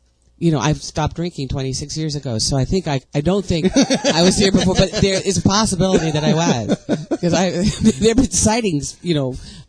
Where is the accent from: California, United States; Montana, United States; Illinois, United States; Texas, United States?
California, United States; San Francisco; moved away; also born or lived in Hollywood; I was born in San Francisco sometime in the last century.